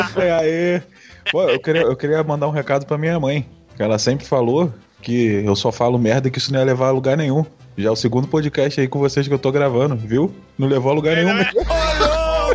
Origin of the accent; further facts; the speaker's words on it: Rio de Janeiro, Brazil; now in São Paulo, Brazil; eu sou do Rio e eu sou da, da, da, parte que é, que é a mais escrota